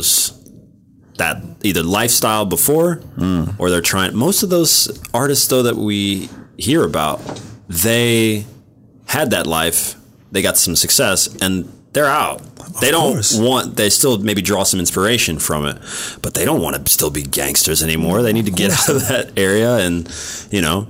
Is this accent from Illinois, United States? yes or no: no; Kansas City, Missouri, United States; I'm from Kansas City